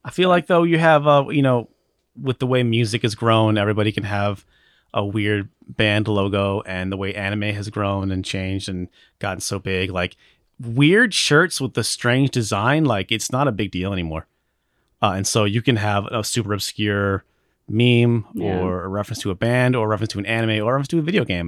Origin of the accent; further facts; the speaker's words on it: Alaska, United States; I'm from Alaska